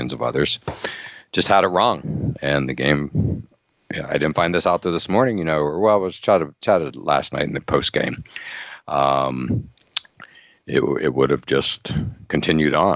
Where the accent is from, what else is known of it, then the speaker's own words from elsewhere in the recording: Western Pennsylvania, United States; moved away; also born or lived in Boston; growing up in Western Pennsylvania